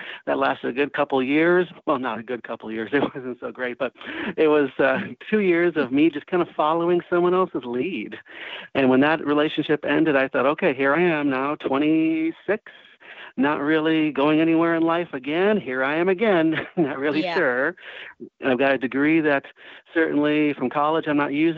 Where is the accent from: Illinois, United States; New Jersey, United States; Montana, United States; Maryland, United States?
Illinois, United States; Waukegan; moved away as an adult; my hometown of Waukegan, Illinois